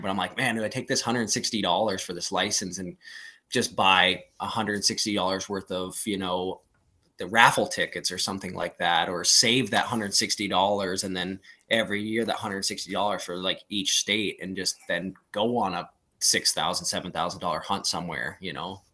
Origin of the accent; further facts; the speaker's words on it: Plains, Montana, United States; I was born in Plains, so it's right next to Thompson Creek, and that's where I graduated high school and all that stuff up there